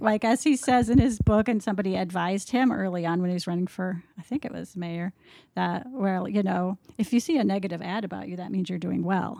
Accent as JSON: {"language": "English", "region": "Minnesota", "country": "United States", "said": "I'm from Minnesota, it's a blue state"}